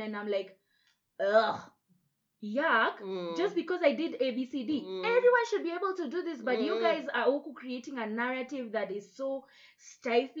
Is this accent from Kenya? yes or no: yes; Nairobi, Kenya